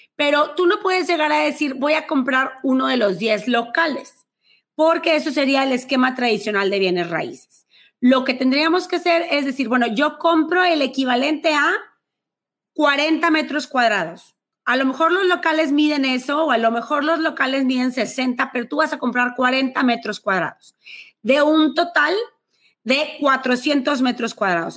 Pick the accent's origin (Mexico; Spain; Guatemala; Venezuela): Mexico; Monterrey, Nuevo León; accent: regia; soy de Monterrey, México